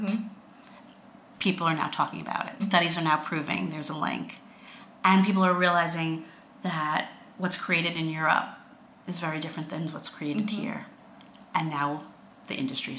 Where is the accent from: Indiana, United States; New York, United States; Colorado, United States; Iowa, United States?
New York, United States; Long Island; accent: Long Island; I'm from Long Island